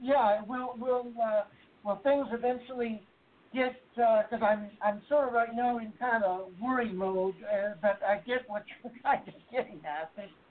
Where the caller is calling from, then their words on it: Texas, United States; Yeah, this is …. I'm actually calling from Texas also.